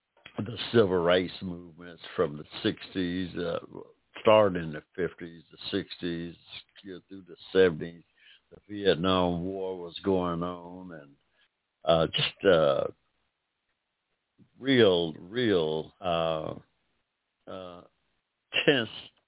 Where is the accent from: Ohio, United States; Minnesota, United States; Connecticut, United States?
Ohio, United States; Barberton; moved away as an adult; also born or lived in Akron, Ohio; now in Georgia, United States; I went to school in Ohio, my middle school, part of my elementary and through high school in Ohio, and a little town called Barberton, Ohio